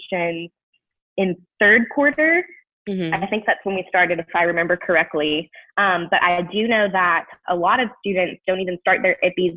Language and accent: English; Knoxville, Tennessee, United States; my hometown of Knoxville